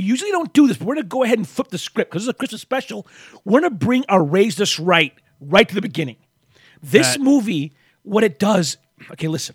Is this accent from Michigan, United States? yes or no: yes; Flint, Michigan, United States; We grew up in Flint